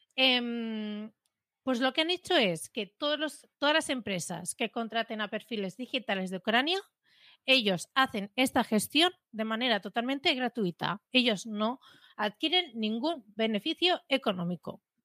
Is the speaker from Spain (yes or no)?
yes; Premià, Catalonia, Spain; aquí en, mi pueblo hay un local